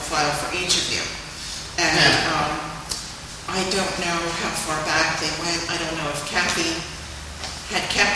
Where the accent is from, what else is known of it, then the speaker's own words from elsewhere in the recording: New Jersey, United States; also born or lived in Levittown, Pennsylvania; when we moved to New Jersey